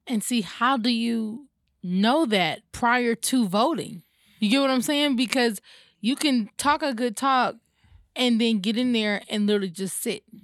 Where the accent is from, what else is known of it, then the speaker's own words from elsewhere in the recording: Atlanta, Georgia, United States; I grew up over in Pittsburgh